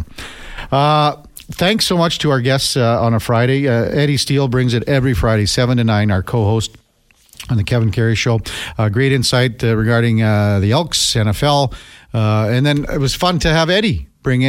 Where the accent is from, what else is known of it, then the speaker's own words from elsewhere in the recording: Melville, Saskatchewan, Canada; we grew up in Melville, Saskatchewan